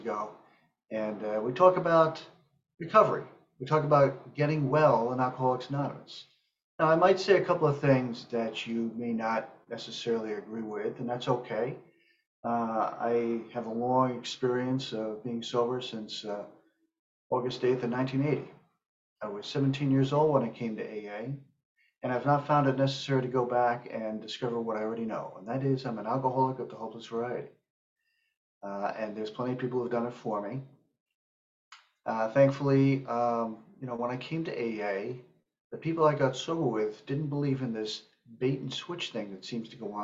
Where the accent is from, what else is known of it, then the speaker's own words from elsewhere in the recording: northern Westchester County, New York, United States; also born or lived in Manhattan, New York; I grew up in northern Westchester County, just north of New York City. I was born in Manhattan, and we moved up there when I was small.